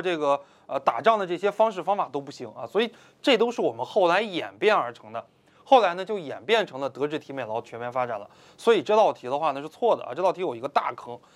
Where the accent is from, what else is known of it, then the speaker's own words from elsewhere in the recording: China; 我们中国人体力不好